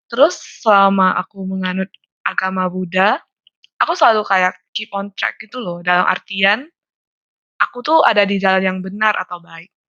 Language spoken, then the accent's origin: Indonesian; Medan, North Sumatra, Indonesia; now in Malaysia; Aku asalnya dari Medan.